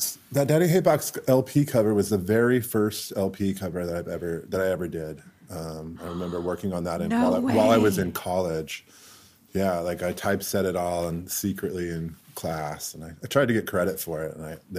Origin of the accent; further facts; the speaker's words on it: Corvallis, Oregon, United States; moved away as an adult; also born or lived in Eugene, Oregon; now in Seattle, United States; I grew up in Corvallis, which is a small town